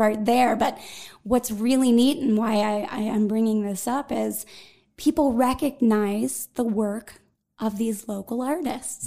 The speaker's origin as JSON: {"language": "English", "town": "Greensburg", "region": "Pennsylvania", "country": "United States", "tie": "born or raised there", "also_born_or_lived": "New York", "said": "when I was a little girl, I grew up in Greensburg"}